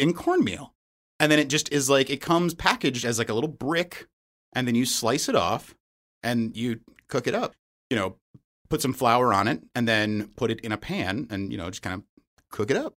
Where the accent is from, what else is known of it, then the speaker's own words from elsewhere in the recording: Charlotte, North Carolina, United States; now in Madison, United States; I was born and raised in Charlotte, North Carolina